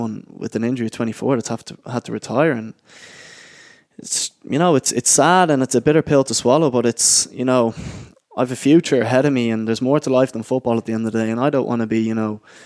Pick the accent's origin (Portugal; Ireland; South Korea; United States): Ireland; moved away; also born or lived in Oxford; being an Irish lad and being away from home